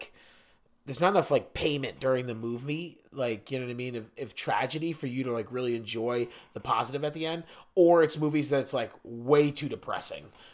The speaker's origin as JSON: {"language": "English", "area": "Fairfax County", "region": "Virginia", "country": "United States", "said": "I'm literally from Fairfax County, Virginia"}